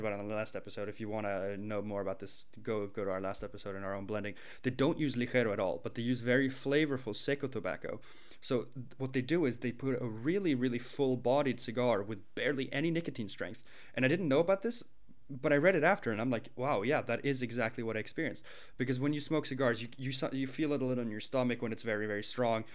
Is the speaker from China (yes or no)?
yes; China; moved away; also born or lived in Sweden; when I was growing up in China